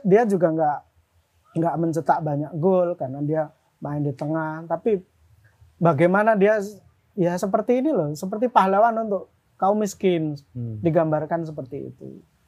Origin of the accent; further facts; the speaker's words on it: Lamongan, East Java, Indonesia; moved away as an adult; also born or lived in Yogyakarta; Babat tempatku SMA ya. dan Berondong tuh kecamatanku